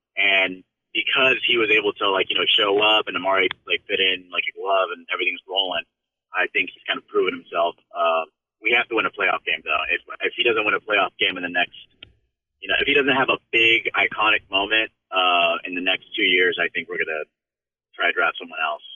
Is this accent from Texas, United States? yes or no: yes; Texas, United States; also born or lived in California; I was essentially raised for the rest of my life in Texas.